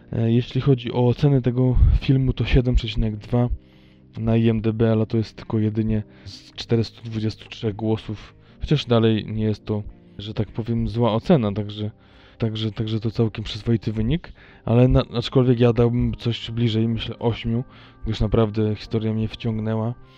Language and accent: Polish; Tricity, Pomeranian Voivodeship, Poland; moved away; u mnie w Trójmieście